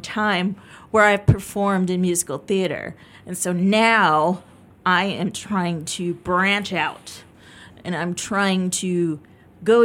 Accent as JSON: {"language": "English", "town": "Chicago", "region": "Illinois", "country": "United States", "tie": "born or raised there", "also_born_or_lived": "Florida", "moved": "as an adult", "said": "I grew up in the suburb of Chicago, but I actually went to high school in downtown Chicago"}